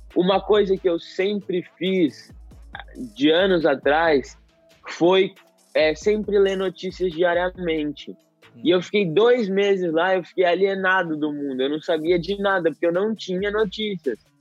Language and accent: Portuguese; Jaboticabal, São Paulo, Brazil; eu sou do interior de São Paulo, de Jaboticabal